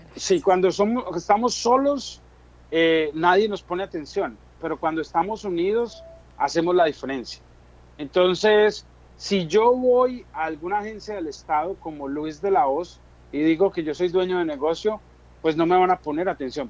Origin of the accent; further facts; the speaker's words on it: Colombia; moved away as an adult; now in New Jersey, United States; yo soy un colombiano que llegó aquí en el 2004